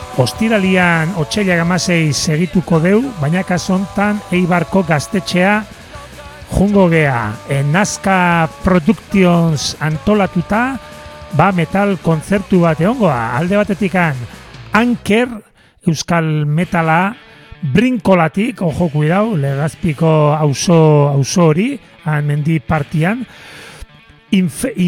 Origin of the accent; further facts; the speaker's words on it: Zarautz, Basque Country, Spain; herrira etorriko gea, gure herrira sarautzea